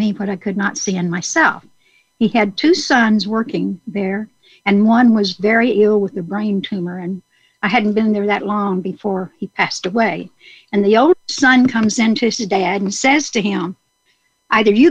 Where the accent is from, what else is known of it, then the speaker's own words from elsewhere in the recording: Star City, Arkansas, United States; I was born in Star City, Arkansas, close to Dice, Arkansas